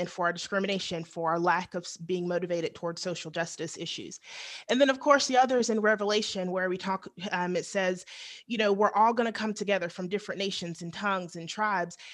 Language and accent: English; the South, United States; growing up in the South